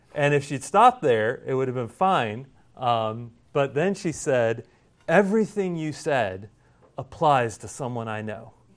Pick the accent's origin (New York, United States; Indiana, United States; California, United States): Indiana, United States; now in South Carolina, United States; growing up in Indiana, everything's flat